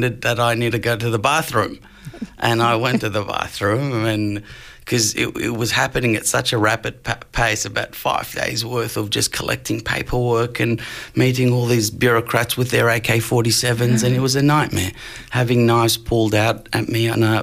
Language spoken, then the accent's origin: English; Brunswick, Victoria, Australia; growing up in Brunswick